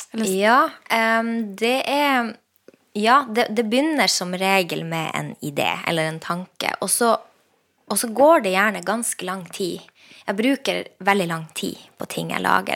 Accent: Lakselv, Finnmark, Norway; jeg vokste opp i Lakselv

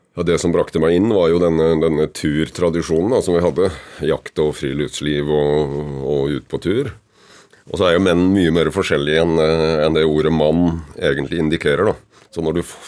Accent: Kragerø, Telemark, Norway; now in Oppegård, Norway; Jeg er født og oppvokst i Kragerø, med trebåter og seiling

